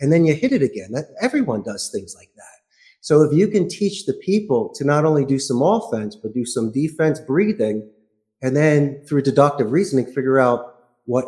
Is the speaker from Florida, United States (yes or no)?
no; Philadelphia, Pennsylvania, United States; moved away as an adult; also born or lived in Spain; now in Costa Rica; I'm from Philadelphia.